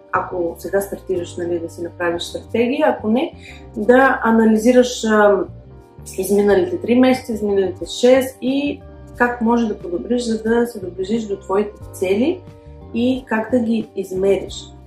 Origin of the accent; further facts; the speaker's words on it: Pleven, Pleven Province, Bulgaria; moved away as an adult; now in Barcelona, Spain; от Плевен съм, но живея в Барселона от 2009 година, вече 11 е година.